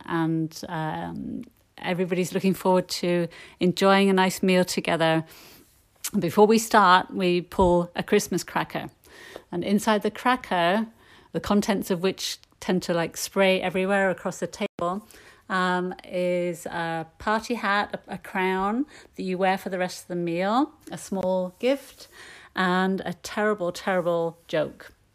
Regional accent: Yorkshire and the Humber, United Kingdom; I'm from Yorkshire in the north of England

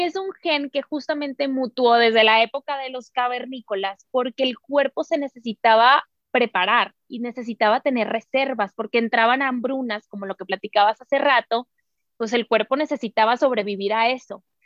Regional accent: Sonora, Mexico; nosotros como buenas sonorenses

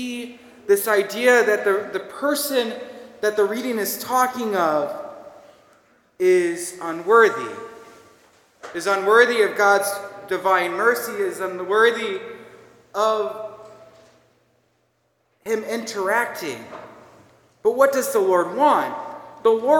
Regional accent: Minnesota, United States; accent: Minnesotan; moved away; my Minnesotan accent

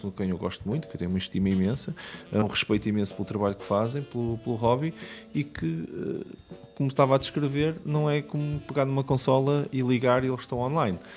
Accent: Matosinhos, Norte, Portugal; moved away as an adult; also born or lived in London, United Kingdom; eu sou de Matozinhos

